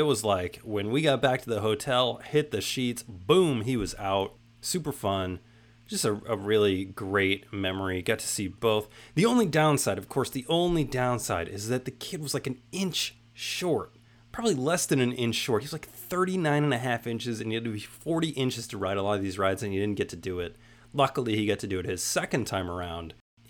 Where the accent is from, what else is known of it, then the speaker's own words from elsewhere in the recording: California, United States; moved away as an adult; also born or lived in Pennsylvania; I'm from California, basically. Been there. I was there my whole life up to that point